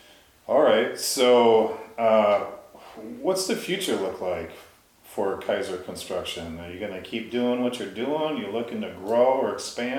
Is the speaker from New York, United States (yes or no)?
no; Annandale, Minnesota, United States; Class of 92, Annandale.